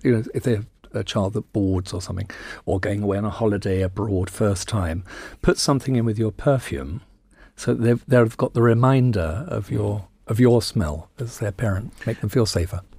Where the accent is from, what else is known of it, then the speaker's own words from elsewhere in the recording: United Kingdom; I'm very proud that I'm British